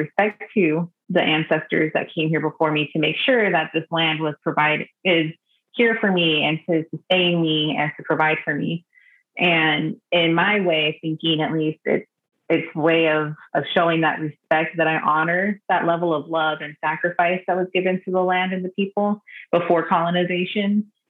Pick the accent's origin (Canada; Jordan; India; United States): United States; Southern California; also born or lived in Northern Nevada; I'm not traditionally from these lands. I'm not traditionally from San Diego. I may have grown up in Southern California